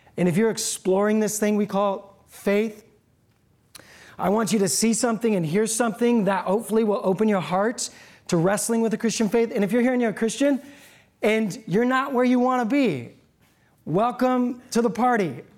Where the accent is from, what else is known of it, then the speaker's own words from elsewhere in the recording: Seattle, Washington, United States; I'm from Seattle.